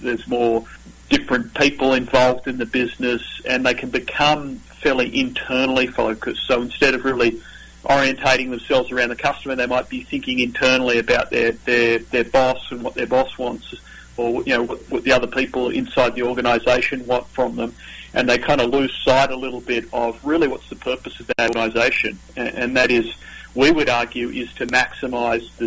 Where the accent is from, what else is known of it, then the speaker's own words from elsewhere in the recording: Australia; accent: Australian; also born or lived in Northern California; now in United States; this is not my Northern Californian accent. This is my Australian accent. So I'm originally from down under